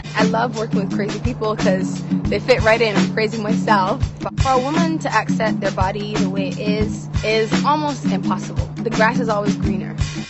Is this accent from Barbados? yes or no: yes; Barbados; now in United States; Growing up in Barbados, it made me very hungry for fashion.